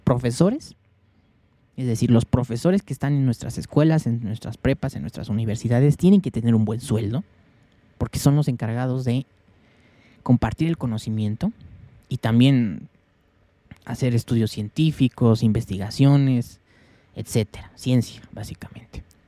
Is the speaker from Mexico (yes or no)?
yes; Mexico; yo soy de México